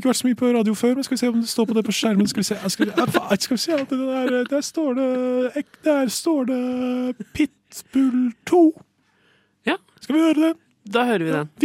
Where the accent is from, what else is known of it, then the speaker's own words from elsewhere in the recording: Sweden; now in Norway; Som dere hører, jeg er fra Sverige